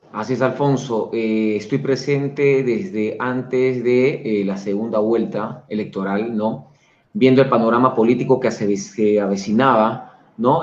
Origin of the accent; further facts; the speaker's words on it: Peru; somos los peruanos